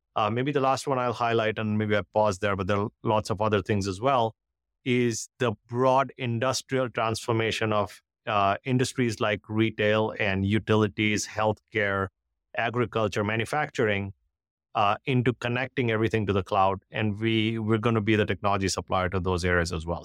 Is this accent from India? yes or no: yes; India; moved away as an adult; now in United States; I grew up in India, uh, went to engineering school in India